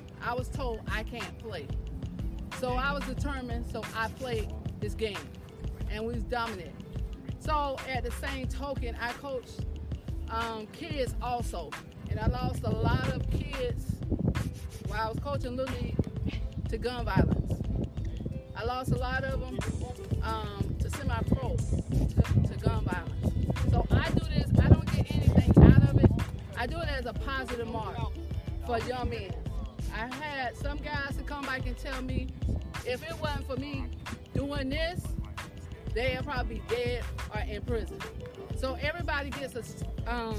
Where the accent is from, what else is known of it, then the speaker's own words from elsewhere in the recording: Tampa, Florida, United States; also born or lived in St. Petersburg, Florida; I grew up in Tampa, but moved to St. Pete when I was about 17